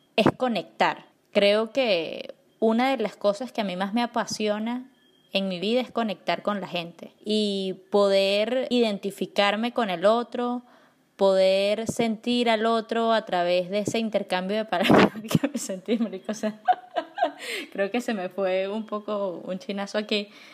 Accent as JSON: {"language": "Spanish", "country": "Venezuela", "said": "nosotros como venezolanos"}